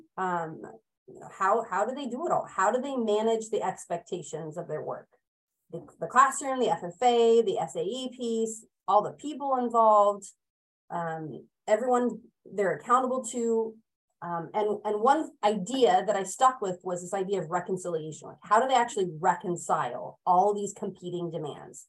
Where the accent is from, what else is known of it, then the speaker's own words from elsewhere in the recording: California, United States; moved away as an adult; now in Oregon, United States; I hail from California